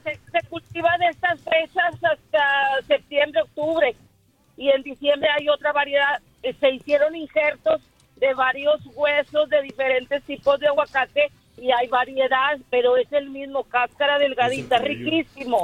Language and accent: Spanish; Sabinas Hidalgo, Nuevo León, Mexico; Yo soy y de algún Hidalgo, Nuevo León